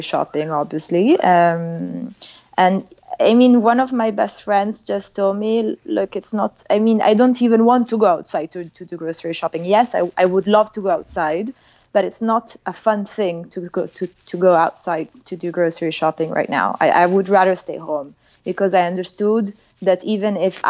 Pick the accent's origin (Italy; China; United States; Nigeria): Italy; Milan, Lombardy; now in Paris, France; I'm from Milan